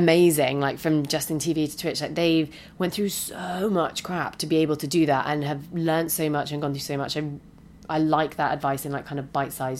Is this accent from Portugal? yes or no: no; United Kingdom; moved away as an adult; now in San Francisco, United States; being the British person